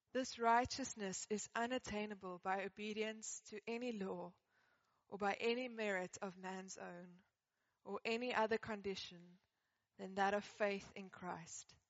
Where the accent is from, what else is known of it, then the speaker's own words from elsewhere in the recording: Johannesburg, Gauteng, South Africa; I grew up in Johannesburg